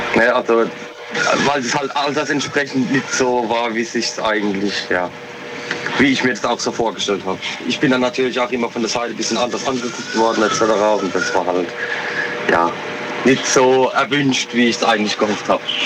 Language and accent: German; Rülzheim, Rhineland-Palatinate, Germany; aus Rülzheim, in der Pfalz